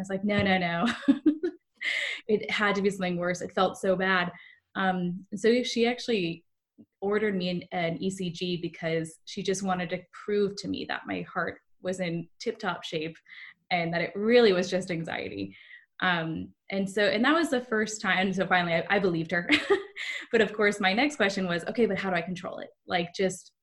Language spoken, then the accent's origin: English; San Diego, California, United States; moved away as an adult; also born or lived in Bay Area; I'm originally from San Diego, but I moved to the Bay Area to work in the tech field